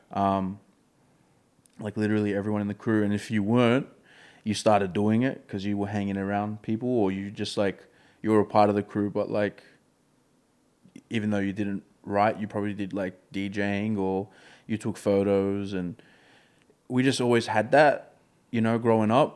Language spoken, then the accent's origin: English; Melbourne, Victoria, Australia; I've been brought up in this community.